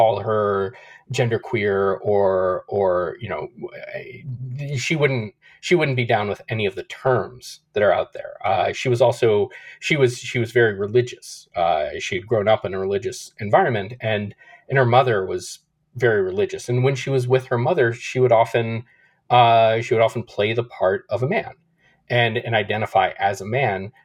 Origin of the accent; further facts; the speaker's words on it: Nashville, Tennessee, United States; I grew up in Nashville, so far away from the West, from West Hollywood.